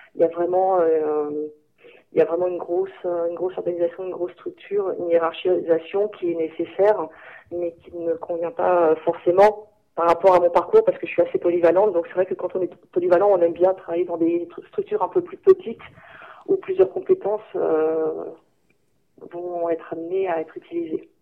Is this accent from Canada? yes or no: no; France; moved away; also born or lived in Germany; moi, en tant que en tant que française